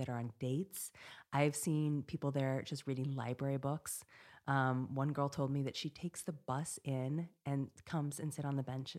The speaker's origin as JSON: {"language": "English", "region": "Montana", "country": "United States", "tie": "born or raised there", "moved": "yes", "said": "we grew up in Montana with no internet"}